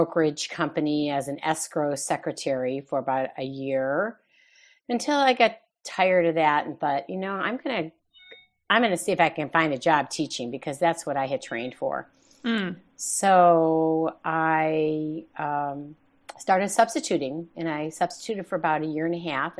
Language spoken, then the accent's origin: English; Chicago, Illinois, United States; moved away as an adult; also born or lived in Claremont, California; now in California, United States; I was born and raised in Chicago, and I lived there for the first 21 years of my life